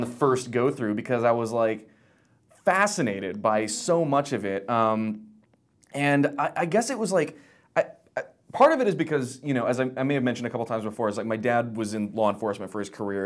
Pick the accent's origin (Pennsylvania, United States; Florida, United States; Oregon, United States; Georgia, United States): Florida, United States; Pensacola; I grew up in Florida, but, like, the opposite end